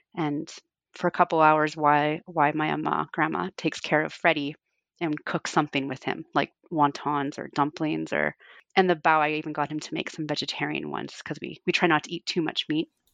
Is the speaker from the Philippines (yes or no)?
no; Fort Frances, Ontario, Canada; it would, takes longer to drive to Toronto from my hometown than it does to Calgary